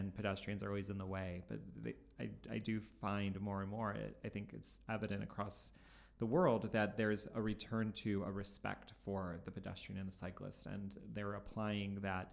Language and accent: English; Cleveland, Ohio, United States; we're from Cleveland